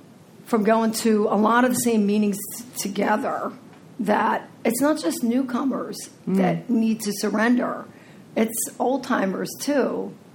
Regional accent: New Jersey, United States; also born or lived in Philadelphia / Florida; I'm from Jersey, right? And Philly. Florida, Philly, you know, I got the whole map covered here.

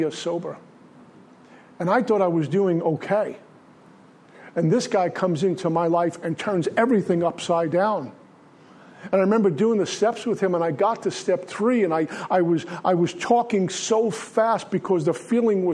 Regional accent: New York City, New York, United States; also born or lived in Minnesota; In Brooklyn, we had trains and buses

